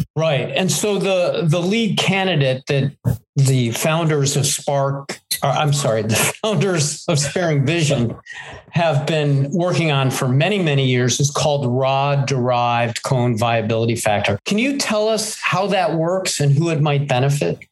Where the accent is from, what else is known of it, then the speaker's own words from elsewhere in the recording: Cleveland, Ohio, United States; I grew up in Cleveland